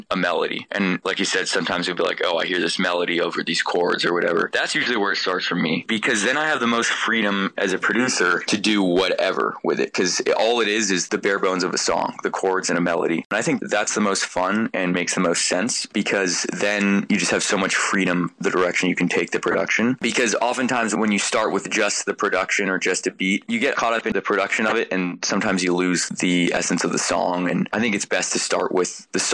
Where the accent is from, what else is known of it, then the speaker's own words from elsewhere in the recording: Palo Alto, California, United States; now in Boston, United States; We're from the Bay Area, so we're about 30 minutes south of San Francisco. We're actually in the same town as Stanford University, Palo Alto, California.